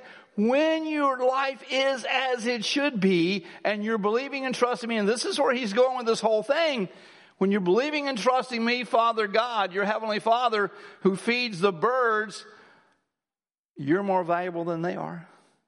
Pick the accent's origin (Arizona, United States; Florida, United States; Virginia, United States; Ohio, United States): Ohio, United States; He's from New York City and I'm from Ohio.